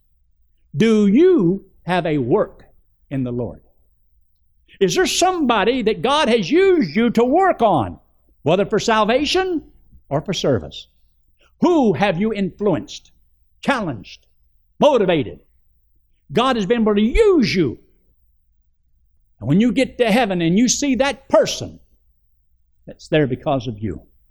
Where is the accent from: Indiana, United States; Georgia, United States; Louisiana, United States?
Georgia, United States; I was raised in Georgia, in the Flatwoods, and my daddy was a bootlegger